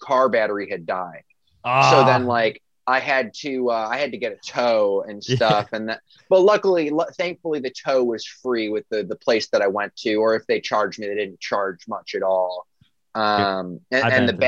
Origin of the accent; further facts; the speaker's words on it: suburban Chicago, Illinois, United States; I grew up in a suburb that's like not too far out of the city.